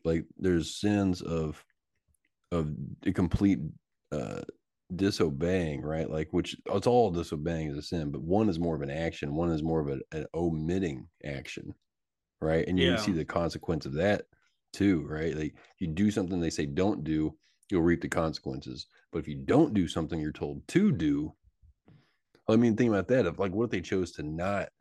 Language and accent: English; Texas, United States; I'm from Texas